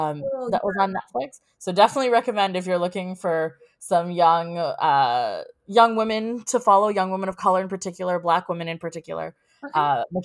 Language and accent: English; South Africa; I'm South African.